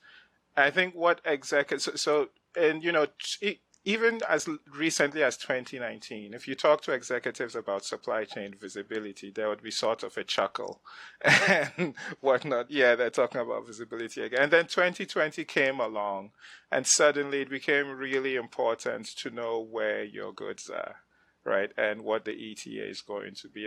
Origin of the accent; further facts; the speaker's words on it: Nigeria; moved away as an adult; also born or lived in Ghana; now in United States; I grew up in West Africa. I come from Ghana, grew up in Nigeria, came to the States to go to college on a grant